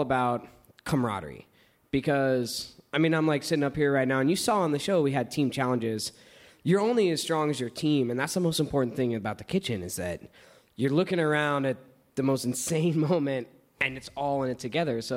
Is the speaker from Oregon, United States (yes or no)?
no; East Texas, United States; now in Portland, United States; I grew up in East Texas, my parents didn't have a lot of money